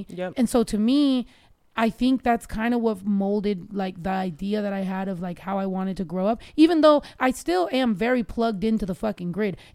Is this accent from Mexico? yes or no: yes; Mexico; because I was raised so much in Mexico